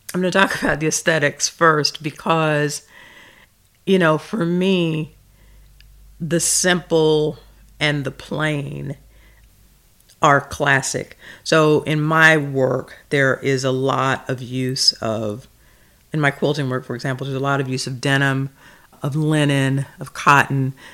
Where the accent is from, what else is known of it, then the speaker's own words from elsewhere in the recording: the South, Southern United States, United States; I am a former English teacher, a small town Southern girl